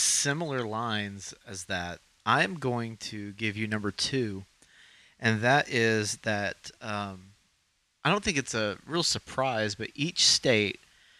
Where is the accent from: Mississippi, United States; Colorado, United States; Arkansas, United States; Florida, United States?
Arkansas, United States; we are from Arkansas.